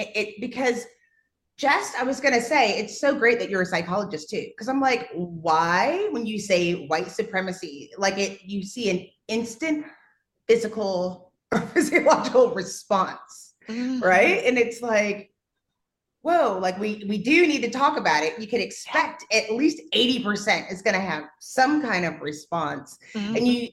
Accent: St. Thomas, U.S. Virgin Islands; Oh, my dad, we're from St. Thomas in the Virgin Islands.

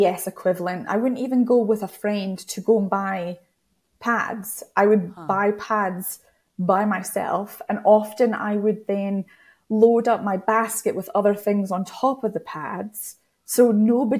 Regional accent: United Kingdom; Being British

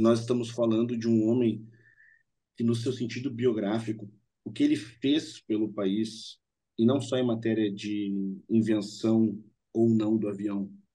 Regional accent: Rio Grande do Sul, Brazil; Nós três somos gaúchos

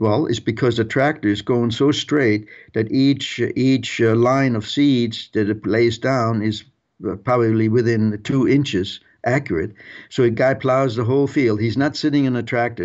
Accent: Germany; moved away; I was a World War Two kid growing up in Germany

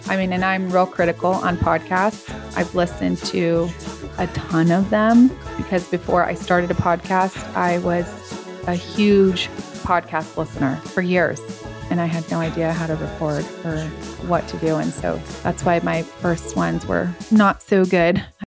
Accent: Ventura, California, United States; I grew up in Ventura

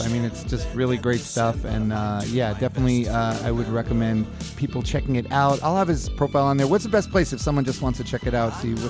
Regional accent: United States; I'm from America.

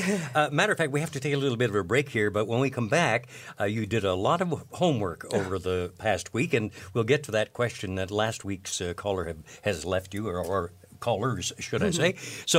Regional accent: London, Ontario, Canada; from London, Ontario, my hometown.

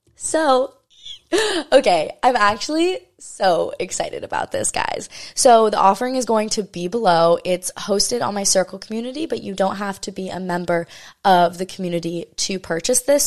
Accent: Maui, Hawaii, United States; this is my hometown, you know, this is where I'm born and raised, o, on the island of Maui in Hawaii.

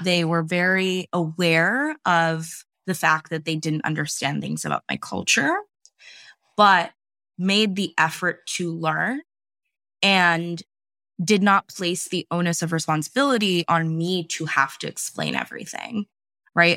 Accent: California, United States; I am based in California. Um, I grew up here for the most part, and I've lived kind of all over the United States

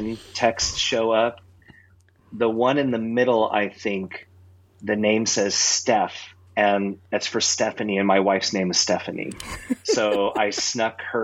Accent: Southern California, United States; I grew up in Southern California

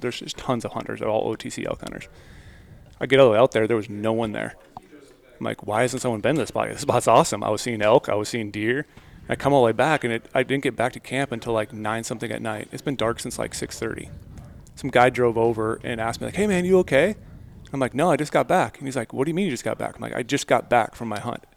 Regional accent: Midwest, United States; moved away; I grew up in the Midwest.

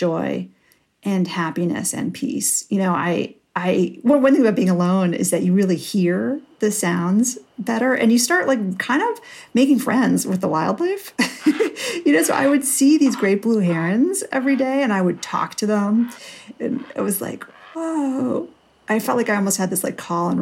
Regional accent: New York City, New York, United States; I grew up in New York City. I grew up on the Upper West Side

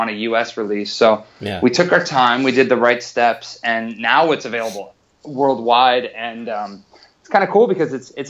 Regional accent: Wisconsin, United States; now in Los Angeles, United States; I grew up in Wisconsin

